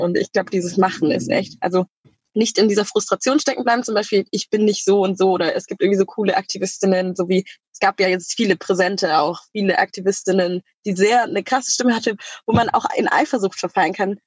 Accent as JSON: {"language": "German", "country": "Germany", "tie": "born or raised there", "said": "in Deutschland, da, wo ich aufgewachsen bin"}